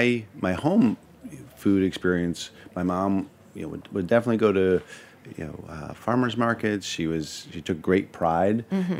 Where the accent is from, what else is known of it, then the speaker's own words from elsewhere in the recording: Montreal, Quebec, Canada; I grew up in Montreal